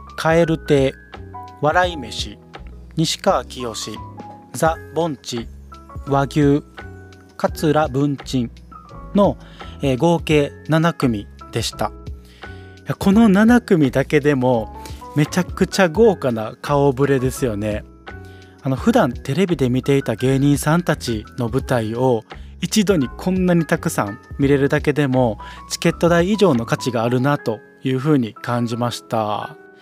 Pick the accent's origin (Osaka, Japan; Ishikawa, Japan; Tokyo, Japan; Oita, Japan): Osaka, Japan; 大阪生まれ、大阪育ちの、生粋の大阪人ではあるんですが